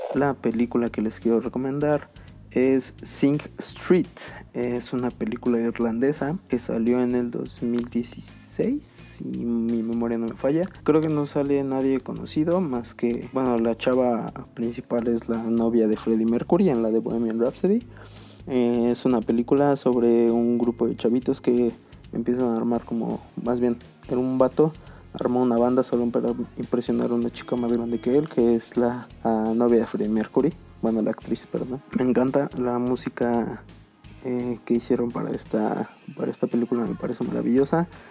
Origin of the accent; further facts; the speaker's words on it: Mexico; mi propio país